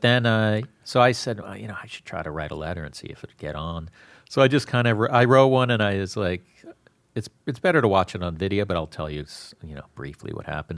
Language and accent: English; Florida, United States; also born or lived in Bronx, New York / Newport, New York; when I was eight, I moved down to Florida